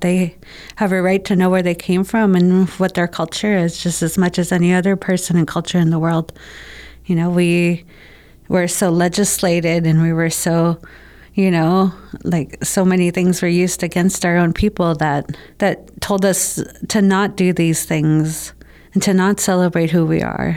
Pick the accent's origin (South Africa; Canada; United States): Canada; Winnipeg, Manitoba; We grew up in the North End, right on Arlington and Manitoba. So that was my hood